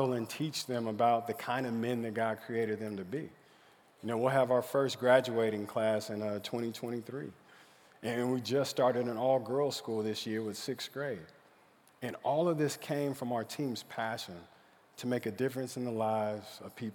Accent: Stillwater, Oklahoma, United States; I grew up in Stillwater, Oklahoma.

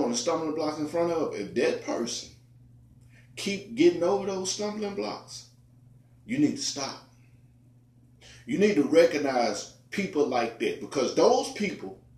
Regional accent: Memphis, Tennessee, United States; born and raised in America, Memphis, Tennessee

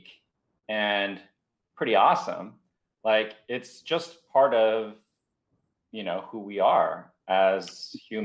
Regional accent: San Jose, California, United States; also born or lived in Taiwan; I grew up in the States and in the Bay Area in San Jose

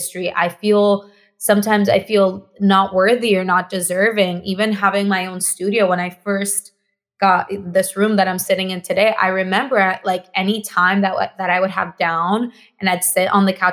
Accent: Mexico; first language Spanish; English is a second language; now in Los Angeles, United States; Me, myself, I am Mexican. I grew up in Mexico. Spanish is my first language

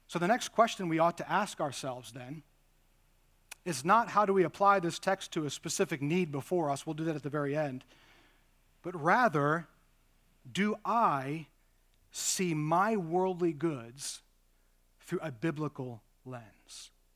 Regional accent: United States; being modern American Christians

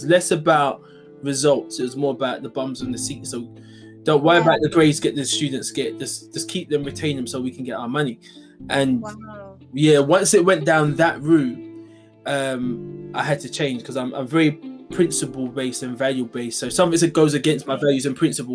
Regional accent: London, United Kingdom; I'm originally from East London. Born and bred East London, Hackney

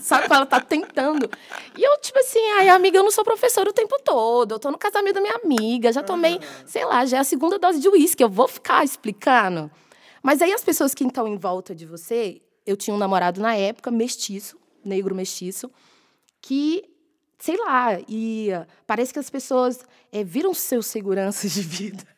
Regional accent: Belo Horizonte, Minas Gerais, Brazil; moved away as an adult; now in São Paulo, Brazil; sou mineira, né? A maior, a maior parte da minha formação foi em Belo Horizonte. Aí, quando eu vim para São Paulo

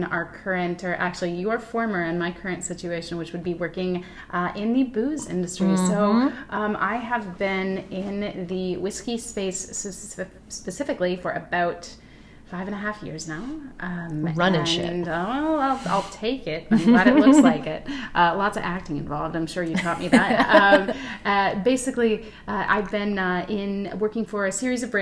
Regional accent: Mesquite, Texas, United States; moved away as an adult; now in New York, United States; I am actually from a town called Mesquite, Texas.

